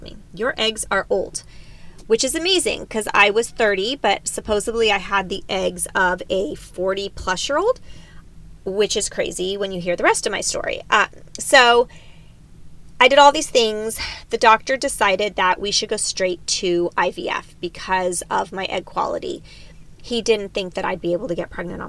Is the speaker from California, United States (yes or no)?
yes; San Diego, California, United States; also born or lived in Davis, California / Greece; I am a true San Diego, Southern California girl.